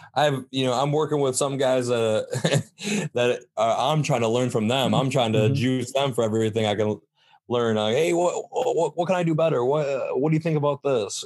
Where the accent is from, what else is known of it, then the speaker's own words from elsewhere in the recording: Saginaw, Michigan, United States; I'm from Saginaw